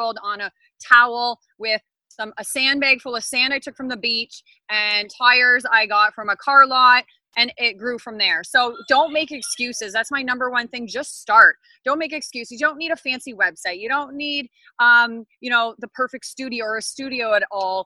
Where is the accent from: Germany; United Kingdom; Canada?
Canada; Ontario; I'm from Ontario, Canada